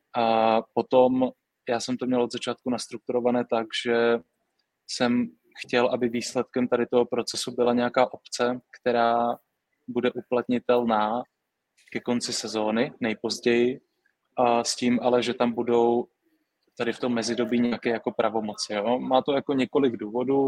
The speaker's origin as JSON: {"language": "Czech", "town": "Brno", "region": "South Moravian Region", "country": "Czechia", "said": "Já, já z Brna jsem, já z Brna jsem, vím, jak to tam funguje"}